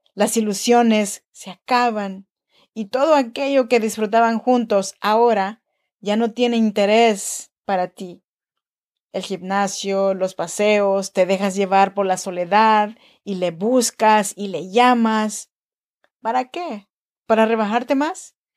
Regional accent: Chinantec region, Oaxaca, Mexico; now in Sacramento, United States; Soy nacida en Oaxaca, México, en la región chinanteca

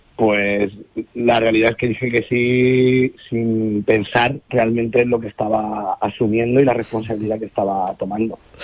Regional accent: Albacete, Castilla-La Mancha, Spain; soy manchego de pura cepa. Mi madre de Cuenca y mi padre de la Mesa de Alcaraz. Y he nacido en Albacete y he pasado mm. eh, treinta y pico años de mi vida en Albacete.

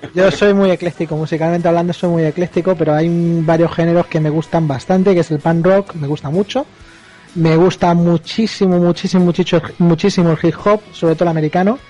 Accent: Andalusia, Spain; soy andaluz

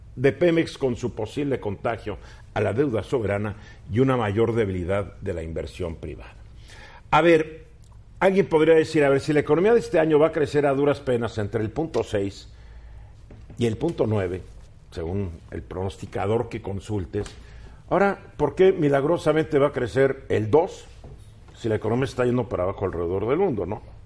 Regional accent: Mexico

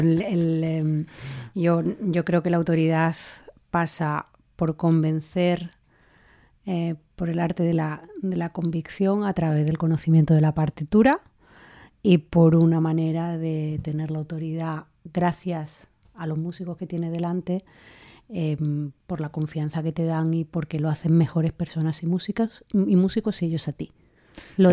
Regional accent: Linares, Andalusia, Spain; now in Madrid, Spain; Jienense y debo de decir que linarense, de Linares

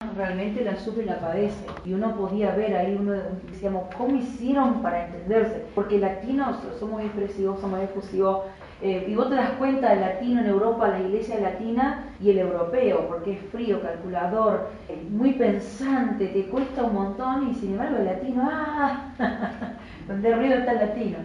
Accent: Campo Viera / Campo Grande, Misiones, Argentina; Yo nací en Misiones, en, Campo Viera, Campo Grande

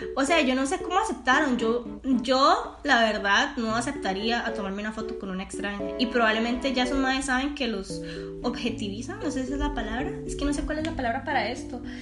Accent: Costa Rica; yo soy costarricense, yo soy 100% tica, pura vida

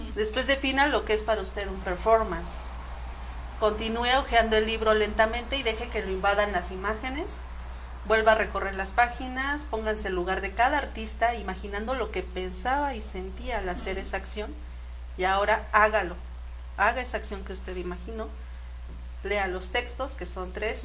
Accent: Mexico; Nosotros como mexicanos

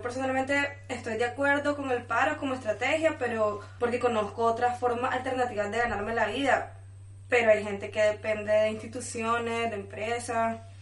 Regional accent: León, Nicaragua; yo soy de León

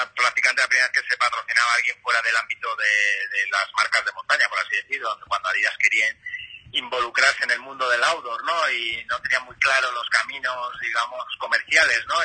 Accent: Madrid, Community of Madrid, Spain; yo en mi caso que soy de Madrid

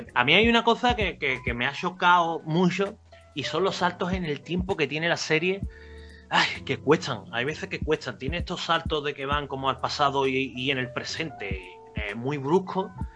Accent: Cádiz, Andalusia, Spain; el barco que va a Cádiz, que vienen aquí a, mi tierra

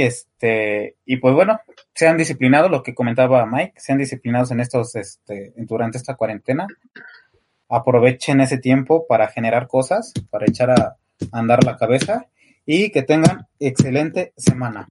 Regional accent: State of Mexico, Mexico; como soy del Estado de México

